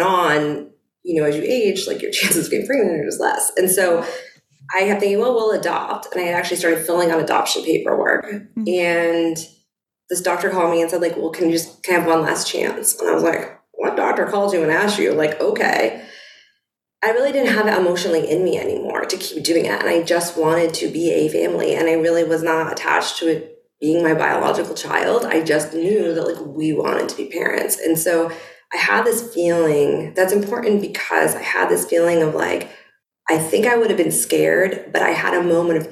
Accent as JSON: {"language": "English", "town": "Boston", "region": "Massachusetts", "country": "United States", "moved": "yes", "said": "my husband and I have lived in Boston. I was from Boston."}